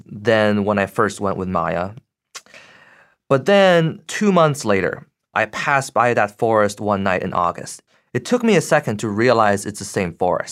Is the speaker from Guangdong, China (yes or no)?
no; Beijing, China; moved away as an adult; also born or lived in United States; now in Boston, United States; So, I grew up in Beijing, Uh, at the age of eighteen, I came to the U S for college and grad school